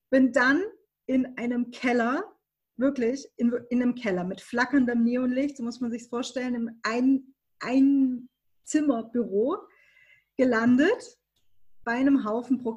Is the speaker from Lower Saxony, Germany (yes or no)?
no; Baden-Württemberg, Germany; also ich komme aus Baden-Württemberg, ne? man hört es nicht